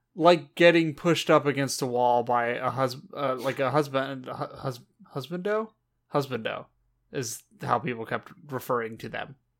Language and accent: English; Southern California, United States; We grew up in Southern California